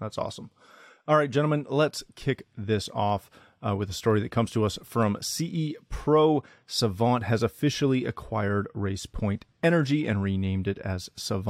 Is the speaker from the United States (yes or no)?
yes; New York, United States; Dude, my accent is gone. I haven't been in New York in years